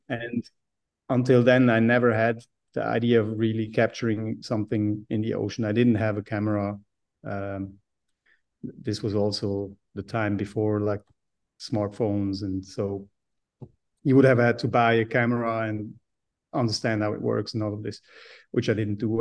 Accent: Switzerland; I grew up in Switzerland being a mountain boy

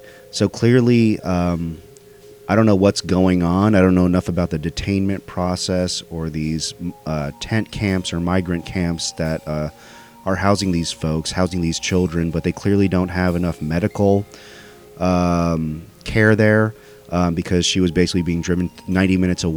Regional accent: United States; My family's from India, but I was born and raised in America.

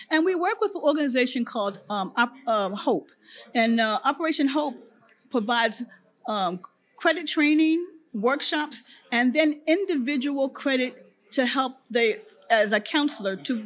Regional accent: Philadelphia, Pennsylvania, United States; now in Florida, United States; I come from Philadelphia

